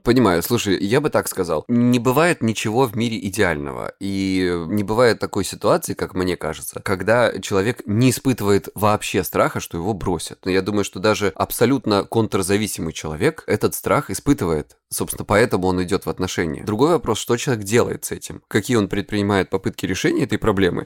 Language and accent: Russian; Krasnodar Krai, Russia; я с Кубани